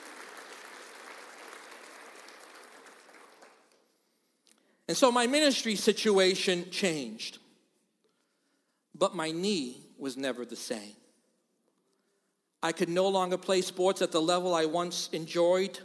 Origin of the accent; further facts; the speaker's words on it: Boston, Massachusetts, United States; moved away as an adult; now in Rochester, United States; I'm from Boston.